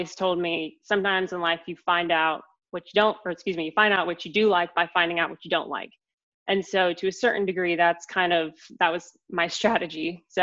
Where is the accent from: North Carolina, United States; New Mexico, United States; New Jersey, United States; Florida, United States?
North Carolina, United States; Asheville; moved away as an adult; also born or lived in Raleigh, North Carolina; So I grew up in Asheville, North Carolina, in the mountains of our beautiful state. And I was born and raised in Asheville.